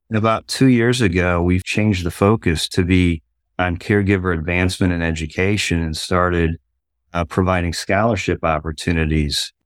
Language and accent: English; Ohio, United States; moved away; I grew up in Ohio